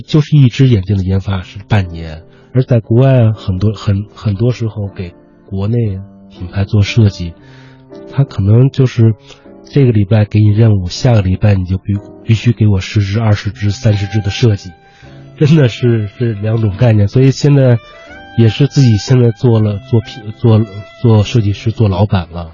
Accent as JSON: {"language": "Chinese", "country": "China", "said": "我们中国人"}